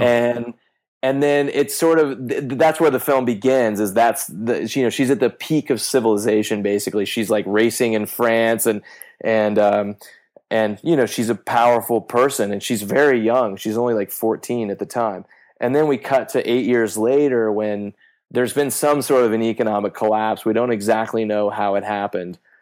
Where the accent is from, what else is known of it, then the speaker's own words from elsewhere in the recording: Kansas, United States; moved away; my mom was a cop in my hometown in Kansas for about ten years